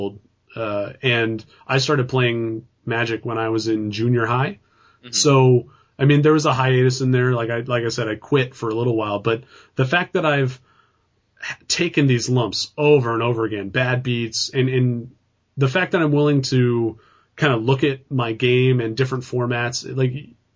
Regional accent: California, United States

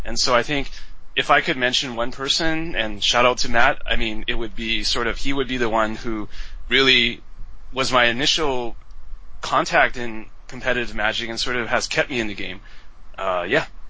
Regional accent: Vancouver, British Columbia, Canada; moved away as an adult; also born or lived in Taiwan; now in Beijing, China; I'm from Taiwan originally, but I grew up in Canada since I was seven, so I'm Taiwanese Canadian. But uh, so in Vancouver

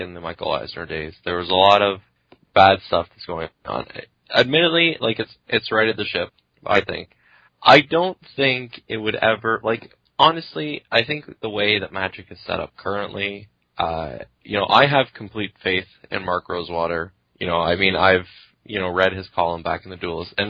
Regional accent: Quebec, Canada; moved away; I grew up in Quebec

